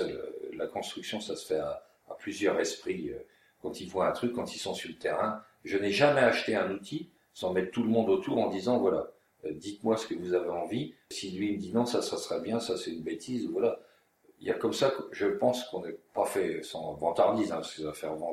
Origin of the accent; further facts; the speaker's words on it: Champagne, Grand Est, France; Et on a oublié ça en Champagne.